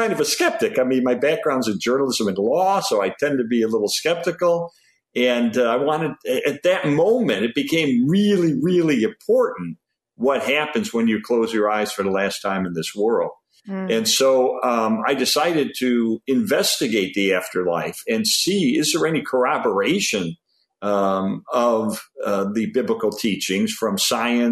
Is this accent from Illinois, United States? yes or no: yes; Arlington Heights, Illinois, United States; I grew up in Arlington Heights and went to Prospect High School